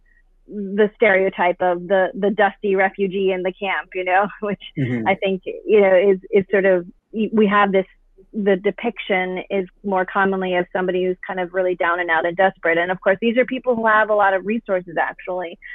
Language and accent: English; United States; me as an American